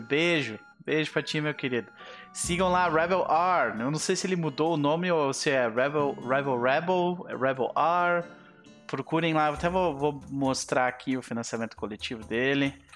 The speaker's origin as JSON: {"language": "Portuguese", "country": "Brazil", "said": "como brasileiros que somos, nós não desistimos com facilidade"}